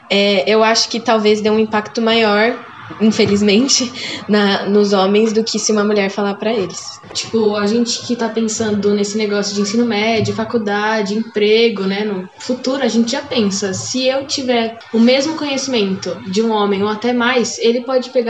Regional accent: Santo André, São Paulo, Brazil; eu tenho 13 anos, eu sou do nono A e eu sou de Santo André, São Paulo.

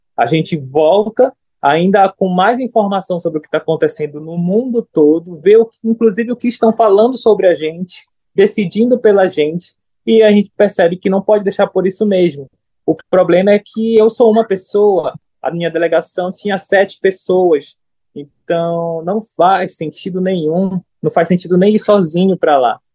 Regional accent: Brazil; sou brasileiro

